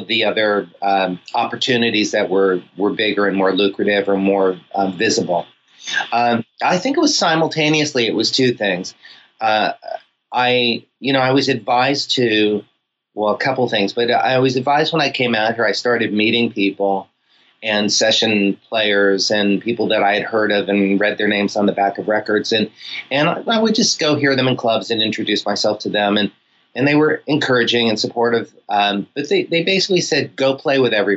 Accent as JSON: {"language": "English", "town": "Miami", "region": "Florida", "country": "United States", "tie": "born or raised there", "also_born_or_lived": "Boston", "moved": "as an adult", "lives_now": "Los Angeles, United States", "said": "I was born and raised in Miami, Florida"}